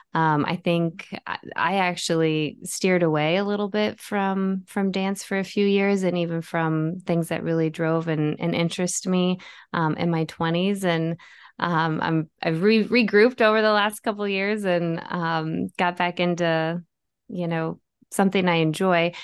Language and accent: English; Bettendorf, Iowa, United States; moved away as an adult; now in Chicago, United States; I grew up in the Quad Cities, um, went to Bettendorf High School